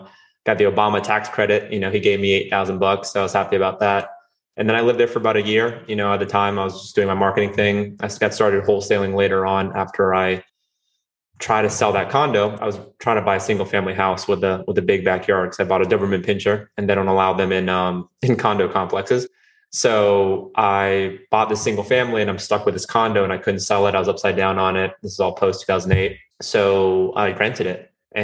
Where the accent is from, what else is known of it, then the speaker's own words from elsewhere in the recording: North Carolina, United States; also born or lived in Rio de Janeiro, Brazil; I'm originally from Rio de Janeiro, Brazil. I moved here when I was 5 with my family, and I grew up in North Carolina